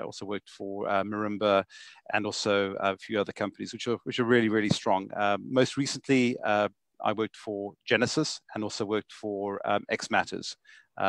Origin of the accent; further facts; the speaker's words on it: Johannesburg, Gauteng, South Africa; I originate from South Africa, as you can hear from my accent, Johannesburg. I went to school and grew up in Johannesburg my whole life